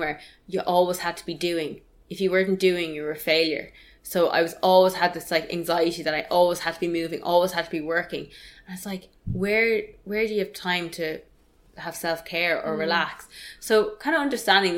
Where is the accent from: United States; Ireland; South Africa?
Ireland; as Irish people